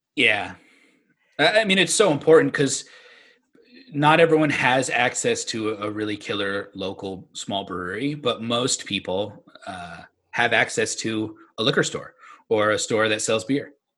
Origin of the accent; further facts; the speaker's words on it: New England, United States; we are from New England